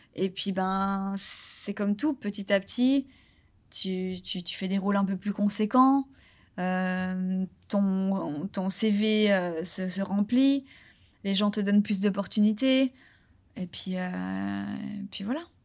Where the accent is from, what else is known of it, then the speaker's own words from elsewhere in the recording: France; accent: very French (accent in English); mon accent euh, super, euh, super français